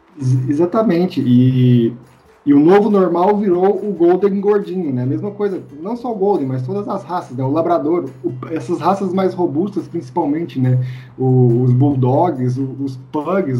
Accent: Minas Gerais, Brazil; sou, sou mineiro

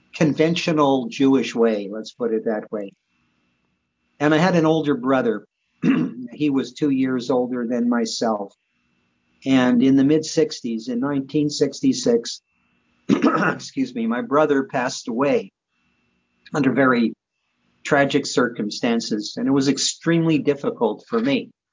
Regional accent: Montreal, Quebec, Canada; also born or lived in Vancouver; I was born and raised in Montreal

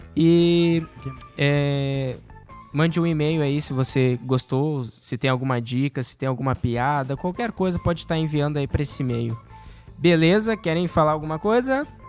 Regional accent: Rio Grande do Sul, Brazil; moved away; Nós somos do Rio Grande do Sul.

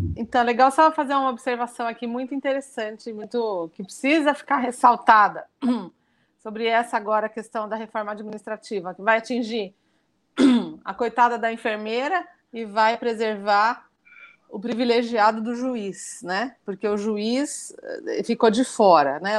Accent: Brazil; como brasileira

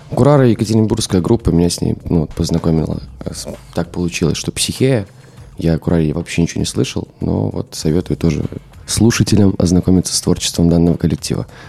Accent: Minsk, Belarus; я из Минска

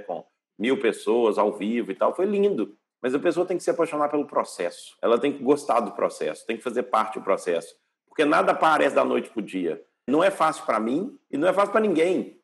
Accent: Brazil; moved away as an adult; also born or lived in Hawaii, United States / Canada / Switzerland; now in Portugal; Nasci no Brasil, morei no Brasil até os meus, sei lá, 12 anos

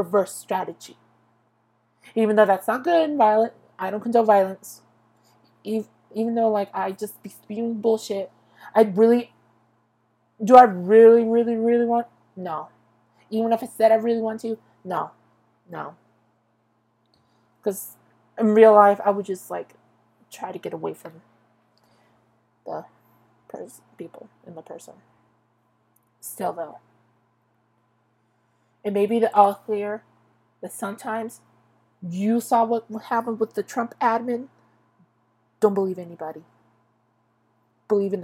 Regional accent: Tulare County, California, United States; I was born in Tulare County. I've been in this county for 23 years. Ever since birth

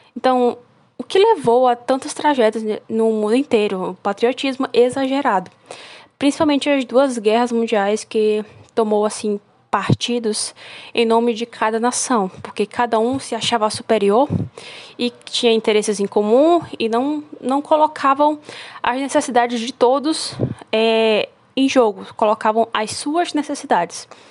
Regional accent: Brazil; Porque é minha terra, é meu lugar

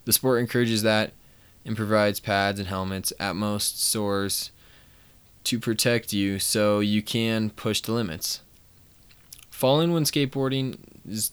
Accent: Colorado, United States; I'm 19, I'm from Colorado

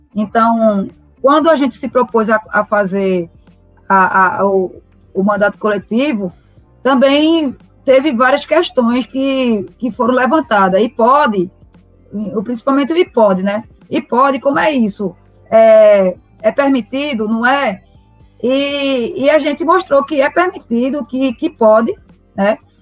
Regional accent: Recife, Pernambuco, Brazil; eu sou nascida e criada no Morro, é, no Morro da Conceição

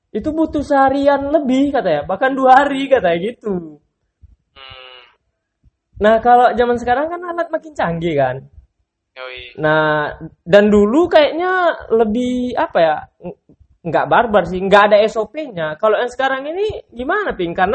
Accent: Mentawai, West Sumatra, Indonesia; kayak di daerah aku kan Mentawai itu kan punya budaya tato juga

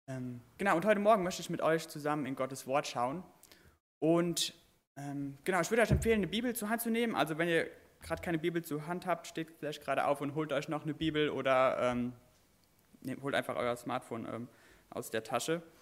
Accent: Derschen, Rhineland-Palatinate, Germany; Ich komme vom Westerwald auch. Ähm, ich komme aus Derschen, ich weiß nicht, ob jemand kennt, Derschen bei Daden.

